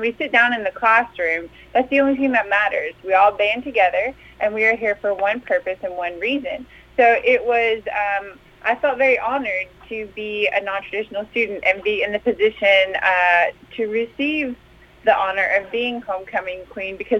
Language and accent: English; Tennessee, United States; also born or lived in California; We moved to Tennessee when I was 5 years old.